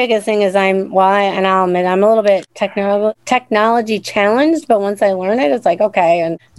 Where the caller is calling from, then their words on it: Minnesota, United States; I'm from Minnesota.